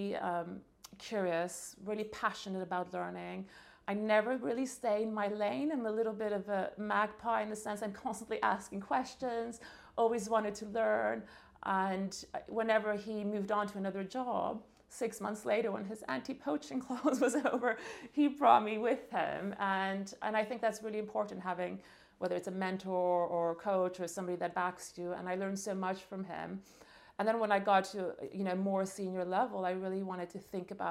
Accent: Montreal, Quebec, Canada; I was born and raised in Montreal

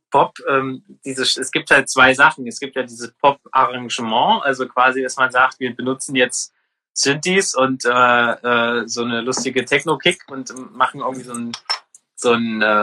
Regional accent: Halle, Saxony-Anhalt, Germany; Ich bin in Halle geboren tatsächlich. Also ich habe es noch nicht weit geschafft

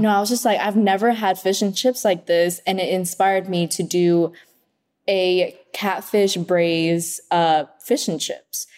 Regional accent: Oxnard, California, United States; English is a second language; also born or lived in Vietnam; now in Los Angeles, United States; I grew up in Oxnard

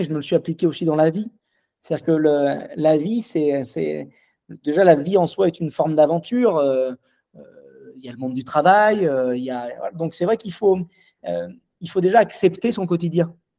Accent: Lyon, Auvergne-Rhône-Alpes, France; je suis lyonnais

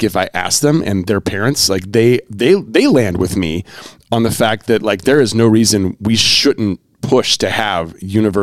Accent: North Carolina, United States; I grew up in North Carolina.

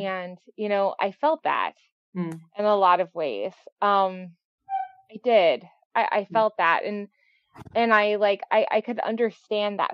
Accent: Texas, United States; I grew up bisexual in Texas

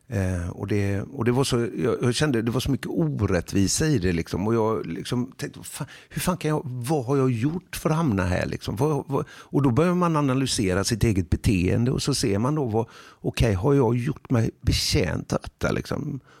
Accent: Huxbo, Sweden; För jag är ju själv jag är liksom från Huxbo.

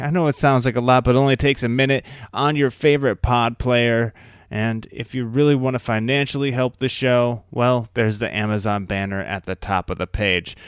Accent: Iowa, United States; also born or lived in San Francisco Bay Area; now in San Francisco, United States; So I'm originally from the Midwest myself as well. I'm from Iowa

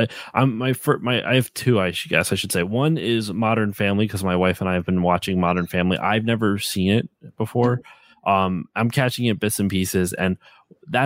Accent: East Coast, United States; also born or lived in Maryland; now in Pennsylvania, United States; I'm from the East Coast

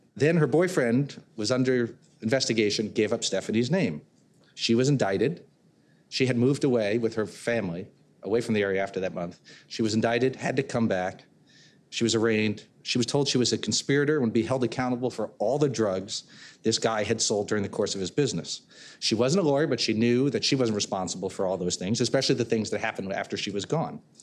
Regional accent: Connecticut, United States; I'm from Connecticut

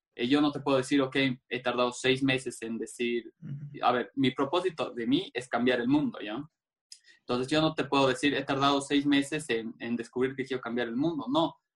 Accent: Cochabamba, Bolivia; yo nací en Bolivia, en Cochabamba, para ser más específico

